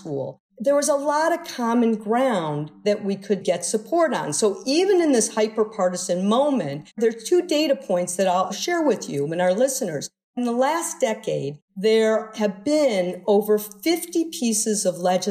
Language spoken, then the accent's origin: English; Midwest, United States; I grew up in the Midwest